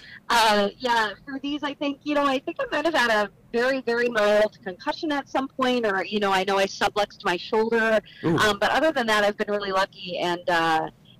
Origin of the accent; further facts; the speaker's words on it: St. Paul, Minnesota, United States; I grew up in St. Paul, so I've spent a lot of my life here